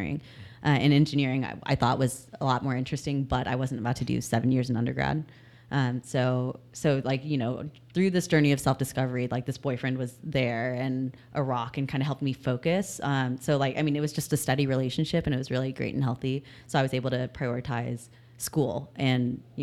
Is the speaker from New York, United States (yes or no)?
no; Houston, Texas, United States; also born or lived in San Antonio; now in Dallas, United States; I was born and raised in Houston